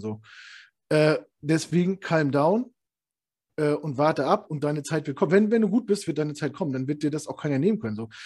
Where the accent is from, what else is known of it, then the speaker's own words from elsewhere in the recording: the East, East Germany, Germany; komm aus dem Osten